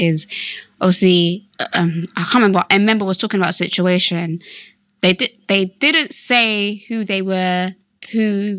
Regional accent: Slough, South East England, United Kingdom; I can't be bothered to explain where Slough is. So if you think I'm from London, I'm from London.

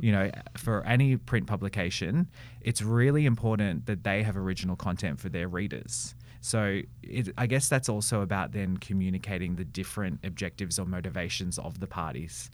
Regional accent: Melbourne, Victoria, Australia; I grew up in Melbourne, born and bred

